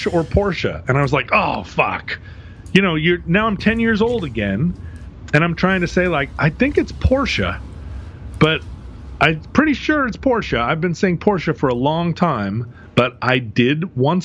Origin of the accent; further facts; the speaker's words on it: the West, United States; growing up in the West